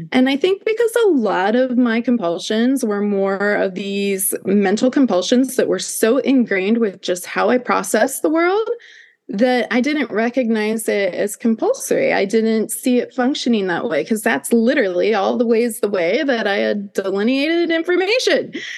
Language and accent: English; Midwest, United States; I grew up in the Midwest.